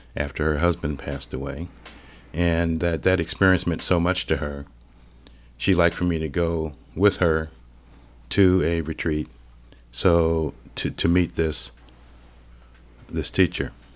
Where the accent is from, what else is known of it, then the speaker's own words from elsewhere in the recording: Cleveland, Ohio, United States; moved away; I grew up in Cleveland, Ohio